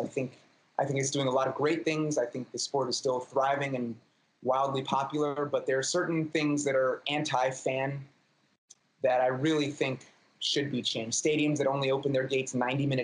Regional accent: New York City, New York, United States; native New Yorker. I was born in Manhattan, still live in Manhattan.

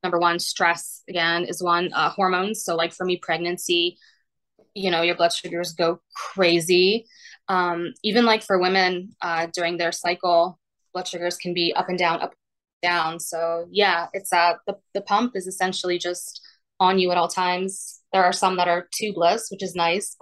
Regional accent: Poland; moved away; I was diagnosed when we were still in Poland. I was born in Poland

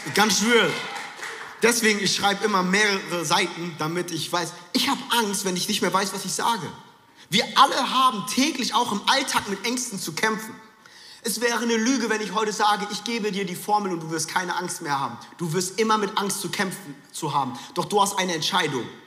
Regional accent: Frankfurt, Hesse, Germany; moved away; es war kurz der Frankfurter, der aus mir rauskam. Ich bin in Frankfurt groß geworden

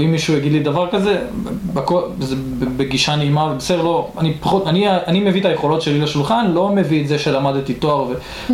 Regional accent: Atlit, Haifa District, Israel; במקור גדלתי בעתלית

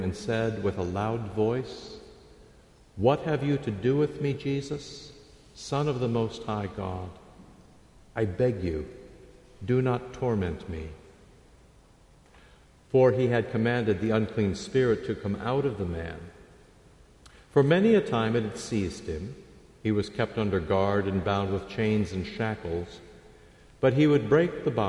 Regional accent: Iowa, United States; I grew up in Iowa

